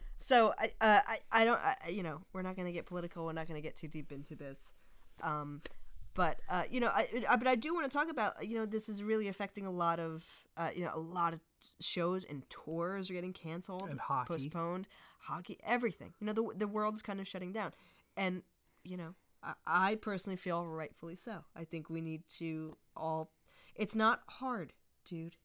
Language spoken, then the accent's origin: English; New Jersey, United States; we're from Jersey